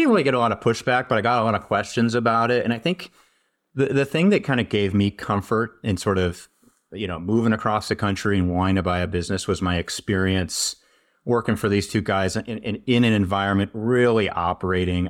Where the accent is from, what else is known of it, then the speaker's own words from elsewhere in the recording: St. Louis, Missouri, United States; moved away as an adult; also born or lived in Maine / San Francisco Bay Area, California / Madison, Wisconsin; I grew up in Saint Louis, Missouri